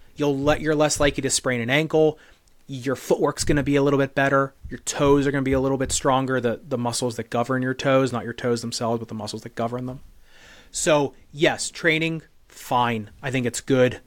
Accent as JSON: {"language": "English", "country": "United States", "said": "I'm an American dude"}